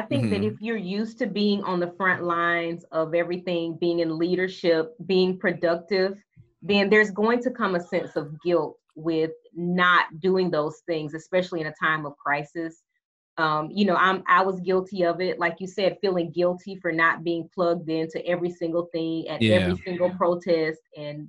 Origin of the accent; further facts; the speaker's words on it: Alabama, United States; accent: country; I am from Alabama, okay? Mm-hmm. So I am comfortable, so that means that my country accent is going to, like, leap out